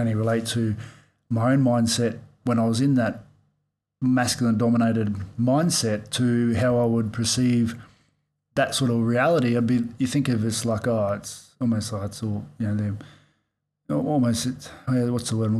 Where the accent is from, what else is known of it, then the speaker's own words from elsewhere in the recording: Australia; growing up in Australia